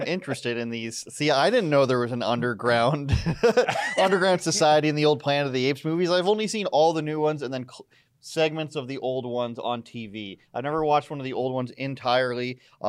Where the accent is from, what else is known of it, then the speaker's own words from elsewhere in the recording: Durham Region, Ontario, Canada; I don't live in Whitby, but I am from Durham.